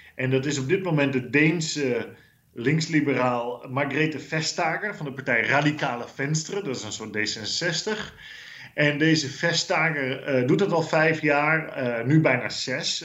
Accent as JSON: {"language": "Dutch", "country": "Netherlands", "moved": "as an adult", "lives_now": "Brussels, Belgium", "said": "als Nederlanders."}